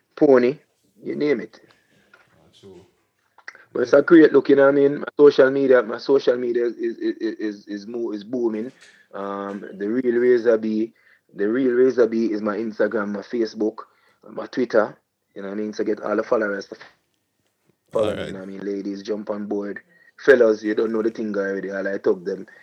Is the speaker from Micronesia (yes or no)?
no; Portmore, Saint Catherine, Jamaica; I'm from Portmore, so I'm also doing my regular every year family fun day where I give back to my community.